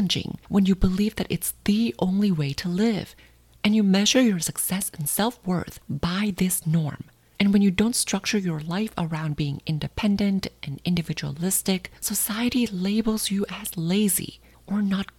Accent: Thailand; moved away as an adult; now in United States; growing up in Thailand

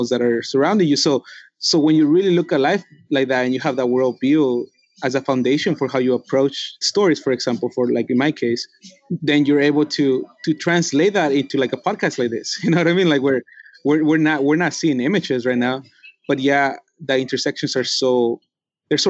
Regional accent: Mexico City, Mexico; The Mexica people from where I come from Tenochtitlan, which is Mexico City, we are Native American

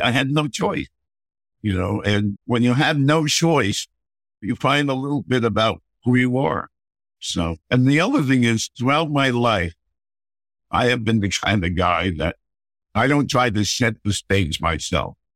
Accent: Mamaroneck, New York, United States; also born or lived in Ossining, New York / Bronx, New York; we lived in Mamaroneck for the next 20 years till I was 18.

